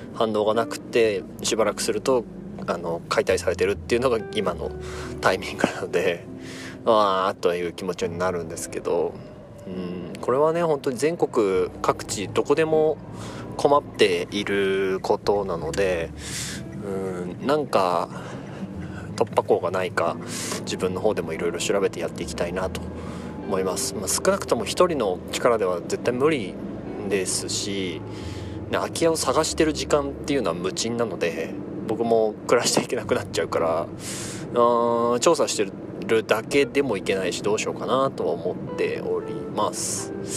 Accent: Gunma, Japan; 地元群馬県

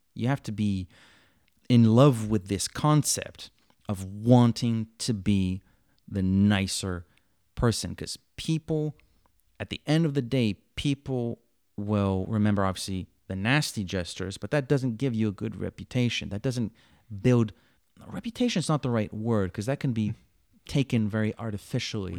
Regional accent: Montreal, Quebec, Canada; I'm born and, and bred here, Montreal, Quebec, Canada.

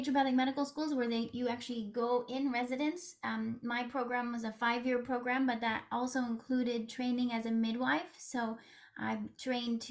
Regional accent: West Coast, United States; accent: West Coast; moved away as an adult; also born or lived in New York City area; now in New York City, United States; I'm originally from the West Coast, but I've been living in the New York City area for the past 21 years. So I sound like someone from the West Coast.

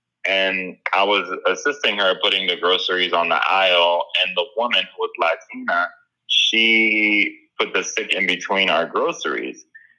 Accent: Miami, Florida, United States; when I was growing up in Miami, I feel like the black kids were more accepting, especially versus the white Latinos.

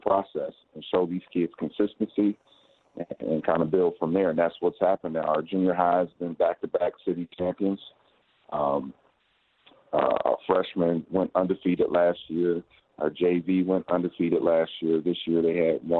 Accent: Dayton, Ohio, United States; I coached at Wayne for 5 years because I'm from Dayton

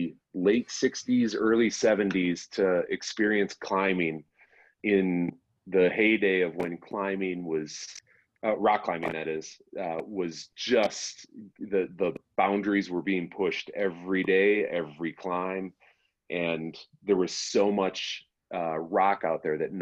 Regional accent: Chicago, Illinois, United States; now in Colorado, United States; I'm from Chicago

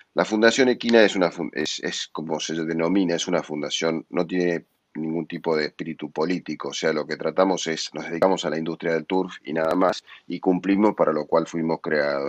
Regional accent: Argentina; como argentinos

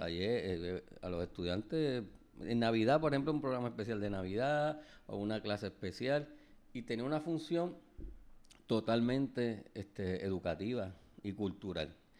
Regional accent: Puerto Rico; como puertorriqueño

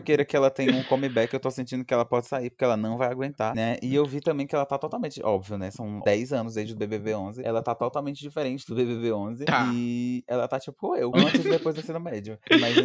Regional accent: Piauí, Brazil; a gente é do Piauí

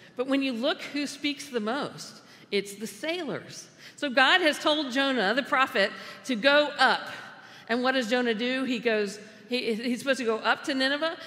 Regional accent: United States; we, as American Christians, have often become insiders

